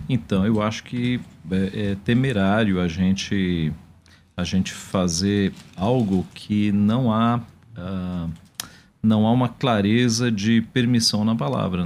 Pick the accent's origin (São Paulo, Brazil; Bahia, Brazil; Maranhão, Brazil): São Paulo, Brazil; also born or lived in Ceará (family); Eu nasci em São Paulo, mas a minha família é do sertão do Ceará.